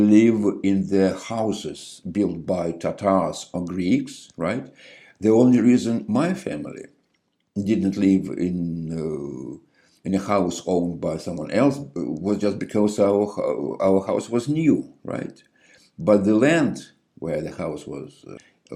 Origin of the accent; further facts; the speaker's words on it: Yalta, Crimea, Ukraine; moved away as an adult; now in United States; when I was growing up in the Crimea many years ago